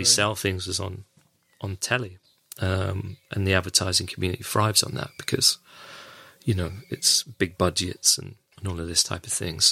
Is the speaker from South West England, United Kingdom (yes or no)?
yes; West Country, South West England, United Kingdom; moved away as an adult; also born or lived in London; I'm from the West Country